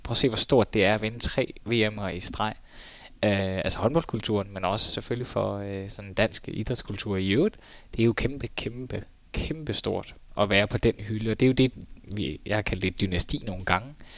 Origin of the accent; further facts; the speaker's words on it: Denmark; som dansker